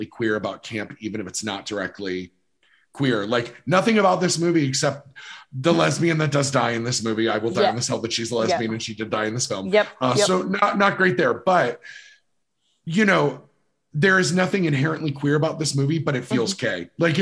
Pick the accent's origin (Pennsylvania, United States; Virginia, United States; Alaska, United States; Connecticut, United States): Virginia, United States; moved away; where I lived in Virginia that we were just close enough to DC